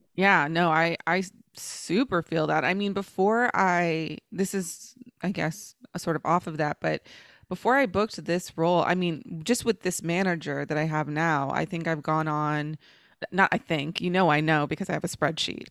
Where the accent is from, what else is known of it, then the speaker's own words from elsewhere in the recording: Dallas, Texas, United States; accent: AAVE; the accent that I use in the streets of the hood that I'm from, which is Oak Cliff and Dallas, which when I was growing up was the ghetto